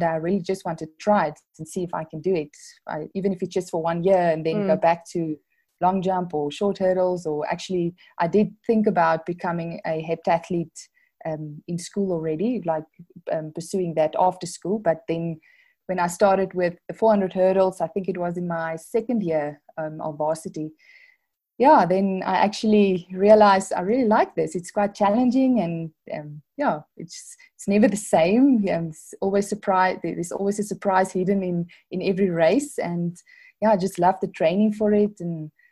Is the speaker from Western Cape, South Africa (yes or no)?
yes; Worcester, Western Cape, South Africa; moved away as an adult; now in Pretoria, South Africa; I grew up in Worcester. It's there in the Boerland. So I'm matriculated there